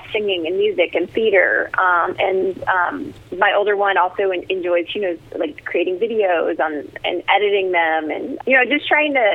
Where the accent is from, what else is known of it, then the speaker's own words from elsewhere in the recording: New Jersey, United States; I grew up in New Jersey and was youngest of 4